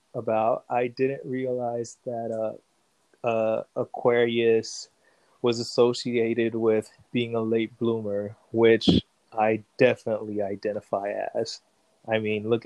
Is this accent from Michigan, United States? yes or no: no; Haitian enclave in Florida, United States; also born or lived in New York; we moved into a Haitian community. And so in many ways, it's as if I grew up in Haiti because I grew up around a lot of Haitians